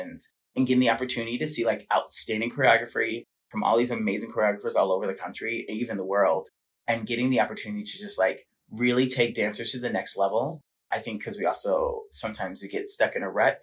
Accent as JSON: {"language": "English", "town": "Los Angeles", "region": "California", "country": "United States", "tie": "born or raised there", "also_born_or_lived": "Atlanta, Georgia / San Diego", "said": "raised in Los Angeles"}